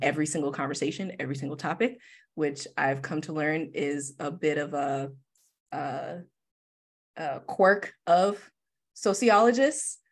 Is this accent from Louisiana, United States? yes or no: no; Detroit, Michigan, United States; I'm born and raised in Detroit, Michigan, West Side specifically